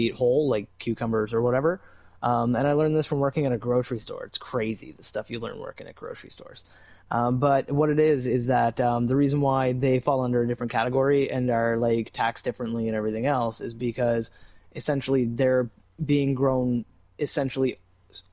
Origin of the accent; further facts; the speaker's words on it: Canada; I'm Canadian